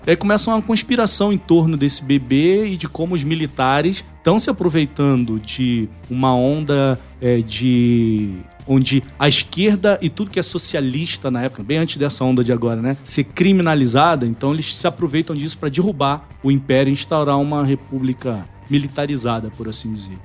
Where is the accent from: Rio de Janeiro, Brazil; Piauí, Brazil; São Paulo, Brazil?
Rio de Janeiro, Brazil; Nova Iguaçu; Então, eu sou do Rio, nasci em Nova Iguaçu. Nova Iguaçu é uma cidade da Baixada Fluminense.